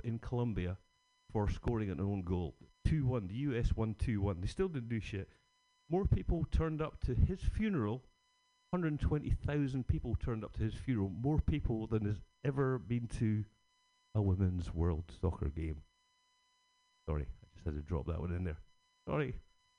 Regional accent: Scotland, United Kingdom; Being Scottish

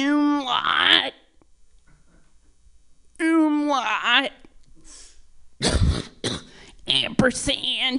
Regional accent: Georgia, United States; moved away; I'm originally from Georgia

